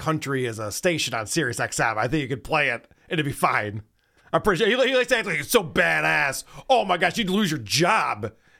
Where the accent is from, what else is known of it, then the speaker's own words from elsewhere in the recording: Nashville, Tennessee, United States; People might like shit music where you're from, but I'm from Nashville.